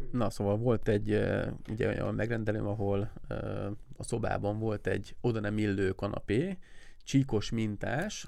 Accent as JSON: {"language": "Hungarian", "town": "Siófok", "region": "Somogy", "country": "Hungary", "said": "siófoki vagyok"}